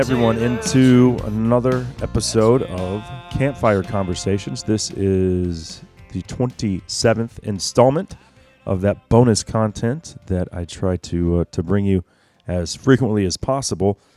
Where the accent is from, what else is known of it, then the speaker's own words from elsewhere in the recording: Texas, United States; as a Texan